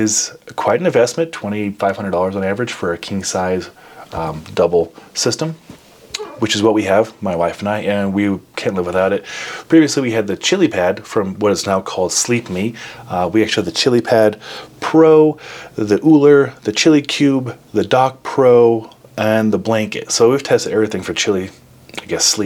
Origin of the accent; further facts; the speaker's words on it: Midwest, United States; As a Midwesterner